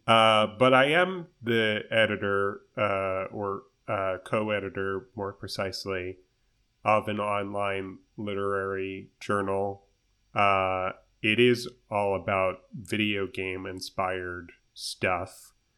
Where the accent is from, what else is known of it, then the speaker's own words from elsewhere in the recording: United States; as an American person speaking English